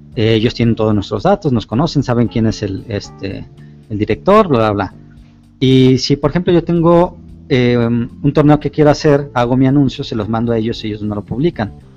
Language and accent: Spanish; Guadalajara, Jalisco, Mexico; yo soy de aquí, de Guadalajara, Jalisco, México